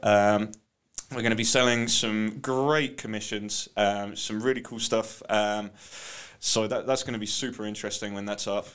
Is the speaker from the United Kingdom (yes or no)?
yes; United Kingdom; you're bloody British